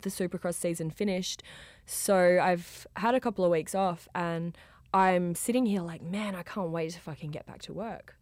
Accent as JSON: {"language": "English", "country": "Australia", "accent": "Australian", "said": "I am from Australia"}